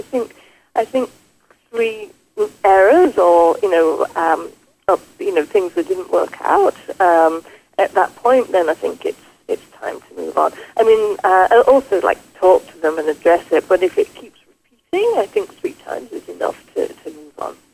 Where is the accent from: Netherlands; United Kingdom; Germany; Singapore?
United Kingdom; England; moved away as an adult; now in Quebec, Canada; I grew up in England and was a nurse